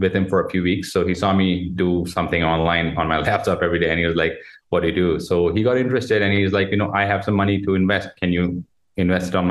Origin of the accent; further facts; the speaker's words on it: Jodhpur, Rajasthan, India; moved away as an adult; now in Gurgaon, India; I'm from India, a city called Jodhpur, also called the Blue City